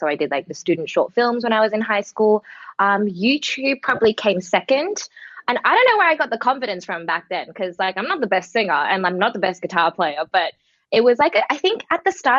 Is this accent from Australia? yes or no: yes; Melbourne, Victoria, Australia; also born or lived in Shanghai; So I was born and raised in Melbourne. I'm a Chinese-born Australian, so I speak Mandarin and Shanghainese, and ever since I grew up, I always kind of maintained that culture at home.